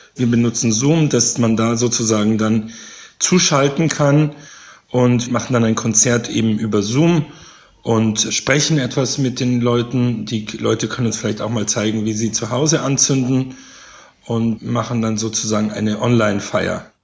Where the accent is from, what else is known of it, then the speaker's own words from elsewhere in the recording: Zwickau, Saxony, Germany; ich komme aus Zwickau und bin dann auch aufgewachsen natürlich mit Räuchermännchen